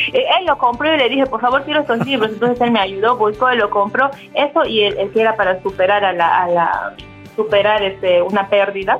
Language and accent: Spanish; Peru; moved away as an adult; also born or lived in Dubai, United Arab Emirates; now in United Arab Emirates; regresé a mi país, regresé a Perú y regresé embarazada